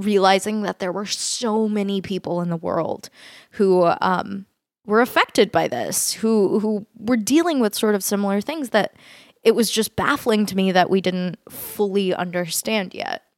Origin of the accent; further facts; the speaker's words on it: Fort Worth, Texas, United States; also born or lived in San Francisco, California; I, uh, grew up in Texas, um, in a city called Fort Worth